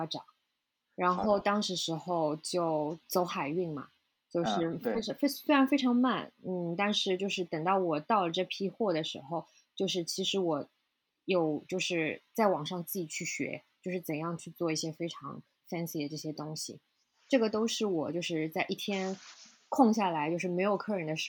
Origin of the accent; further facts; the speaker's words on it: China; now in New York, United States; 因为我是中国人嘛。所以就是，其实我们中国是有很多很多又好又便宜的渠道的。